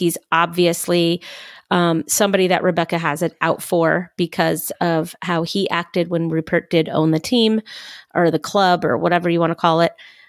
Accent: United Kingdom; I say we, I'm British.

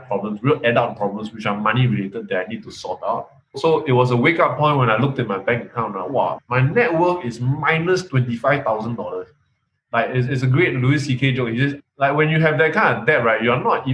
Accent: Malaysia; born or raised there; accent: Malaysian; moved away as an adult; now in Singapore

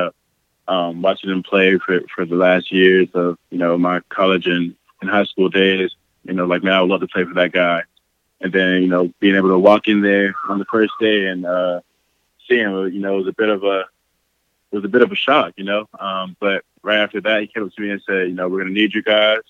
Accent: St. Petersburg, Florida, United States; moved away as an adult; now in Green Bay, United States; I'm from St. Petersburg, Florida.

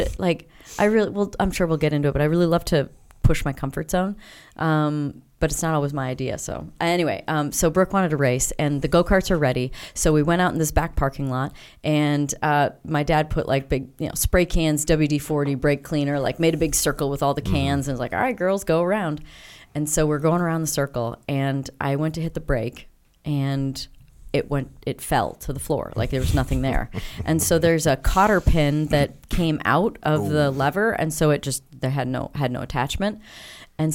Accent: South Beloit, Illinois, United States; I grew up in Illinois. So I was born in Beloit, Wisconsin. But we lived in South Beloit, Illinois.

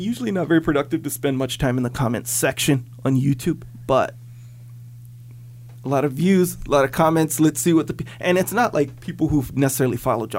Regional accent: Kauai, Hawaii, United States; growing up in Kauai, and then living here

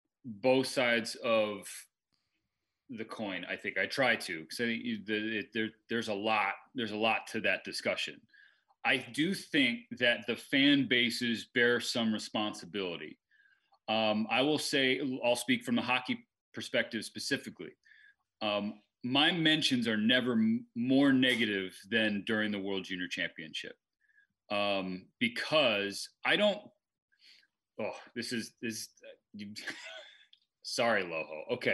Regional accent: Eugene, Oregon, United States; I'm this slap from Eugene, Oregon, they're not calling me.

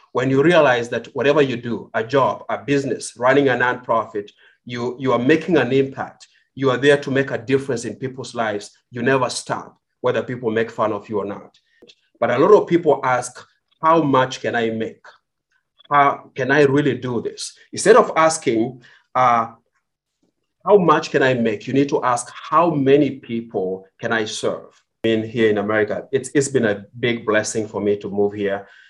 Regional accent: Kenya; moved away as an adult; now in United States; I was born in Kenya. I grew up in Kenya

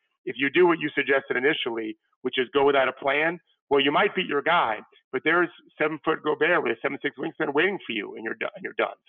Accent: Florida, United States; born or raised there

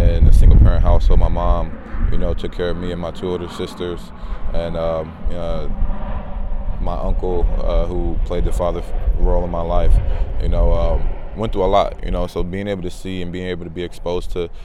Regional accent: San Diego, California, United States; growing up in Southeast San Diego

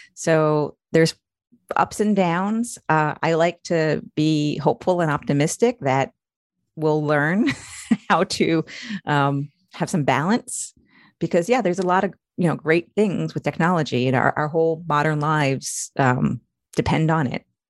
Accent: Long Island, New York, United States; moved away as an adult; now in Maryland, United States; I'm originally from New York. I grew up, up, s, uh, grew up on Long Island

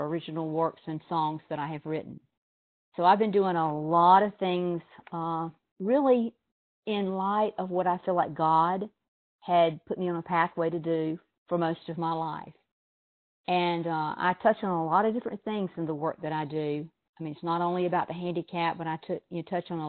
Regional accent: Douglas, Georgia, United States; I'm from Douglas, Georgia, and that's a little town in South Georgia

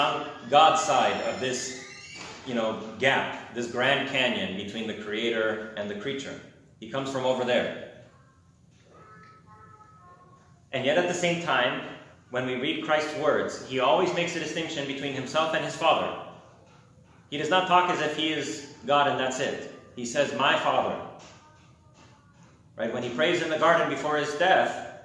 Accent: United States; family's from Romania, but I grew up in America

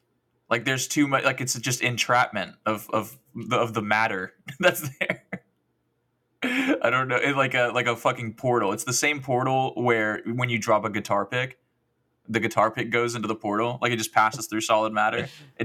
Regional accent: United States; I'm already American.

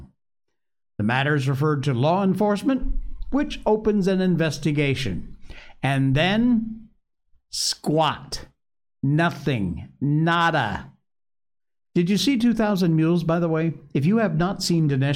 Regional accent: Connecticut, United States; Connecticut, my home state

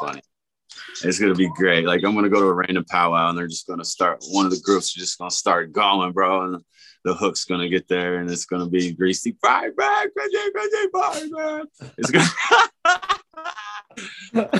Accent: Oklahoma, United States; also born or lived in Miami; now in Iowa, United States; we're from Oklahoma

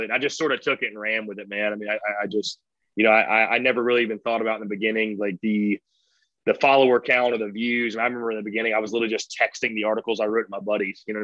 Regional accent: North Augusta, South Carolina, United States; Uh, North Augusta, South Carolina. Yeah.

